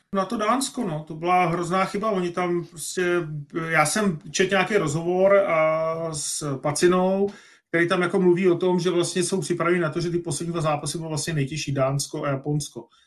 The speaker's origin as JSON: {"language": "Czech", "country": "Czechia", "said": "fakt jsme Češi, tak fandíme tomu hokej"}